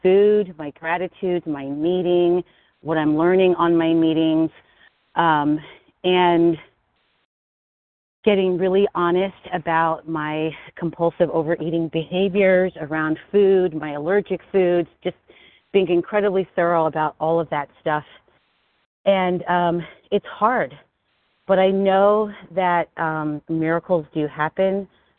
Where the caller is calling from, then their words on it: Philadelphia, Pennsylvania, United States; I'm calling from Pennsylvania, Philadelphia, Pennsylvania.